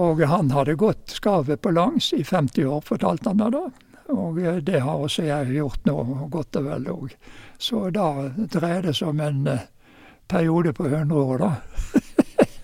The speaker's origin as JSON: {"language": "Norwegian", "town": "Bergen", "region": "Vestland", "country": "Norway", "tie": "born or raised there", "also_born_or_lived": "Oslo / Fusa", "moved": "yes", "lives_now": "Geilo, Norway", "said": "Jeg ble født i Oslo jeg, i, i 1935. Og eh, familien flyttet til eh, Bergen i 1935."}